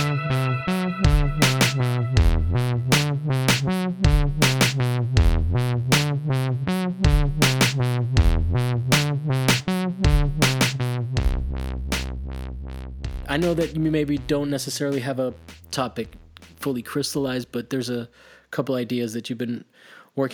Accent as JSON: {"language": "English", "country": "Italy", "tie": "born or raised there", "moved": "yes", "said": "I grew up in Italy, and on Sunday, as a kid, there was nothing going on."}